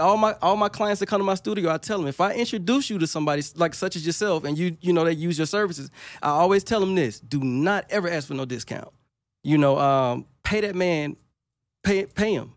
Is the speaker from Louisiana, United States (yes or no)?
yes; Monroe, Louisiana, United States; I'm from Monroe, Louisiana